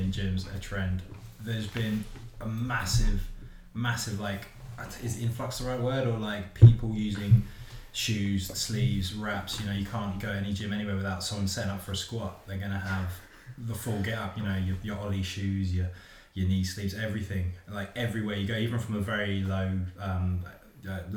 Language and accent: English; Surrey, South East England, United Kingdom; moved away as an adult; now in Newcastle, United Kingdom; I'm from Surrey myself.